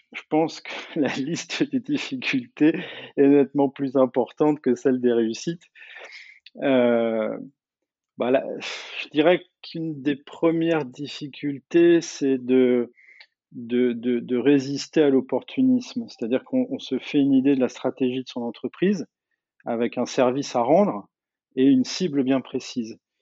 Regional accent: Normandy, France; je suis normand.

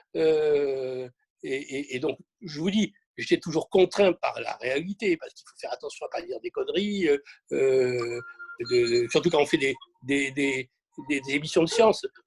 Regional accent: Marseille, Provence-Alpes-Côte d'Azur, France; je suis Marseillais

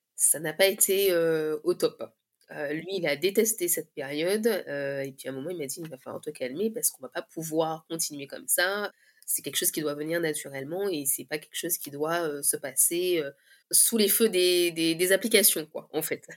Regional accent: Guadeloupe; je viens de la Guadeloupe

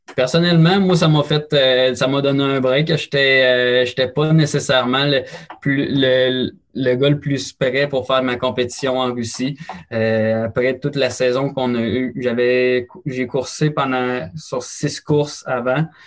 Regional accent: Beauce, Quebec, Canada; je suis originaire de la Beauce

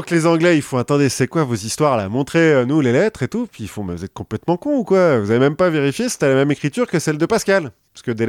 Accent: Centre-Val de Loire, France; on vient du même coin de la France, de l'Eure-et-Loire

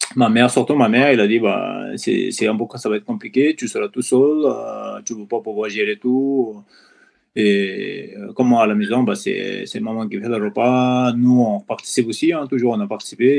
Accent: Koshi Province, Nepal; French is a second language; moved away as an adult; also born or lived in Europe; je suis originaire de Népal. Voilà, je suis né dans la Bali de, Bali de dans la région de Everest

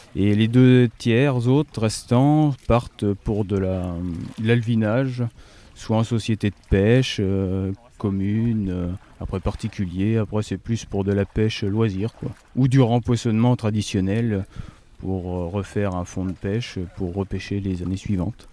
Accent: Brenne, Centre-Val de Loire, France; comme chez nous en Brenne

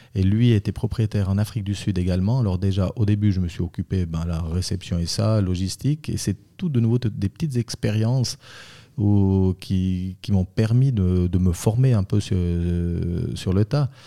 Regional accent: Bramois, Valais, Switzerland; also born or lived in Zurich / Vaud; je suis valaisan, je viens de Bramois où c'est que j'ai ma cave

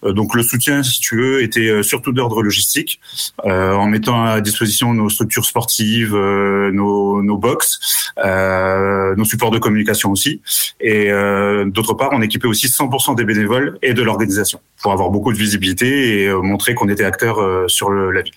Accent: Haute-Marne, Grand Est, France; moved away; also born or lived in Amiens; je suis originaire de Haute-Marne

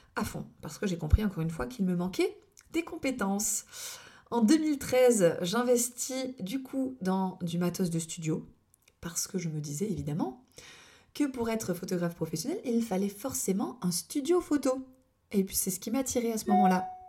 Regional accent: Lorgues, Provence-Alpes-Côte d'Azur, France; also born or lived in Toulon area; dans mon village natal qui est l'Orgue

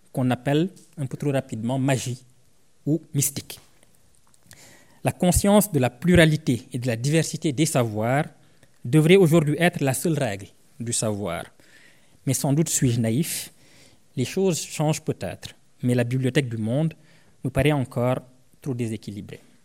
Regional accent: Senegal; Je viens d'une ethnie du Sénégal qu'on appelle les Sarars

